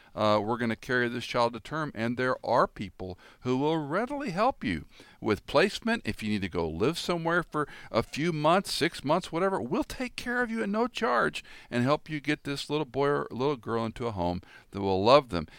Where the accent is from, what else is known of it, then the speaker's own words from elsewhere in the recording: Tennessee, United States; I started in my home state of Tennessee